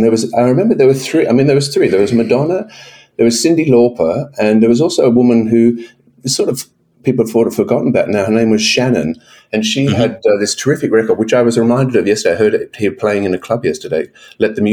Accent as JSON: {"language": "English", "town": "Brisbane", "region": "Queensland", "country": "Australia", "tie": "born or raised there", "also_born_or_lived": "Melbourne, Victoria", "said": "I grew up in Brisbane"}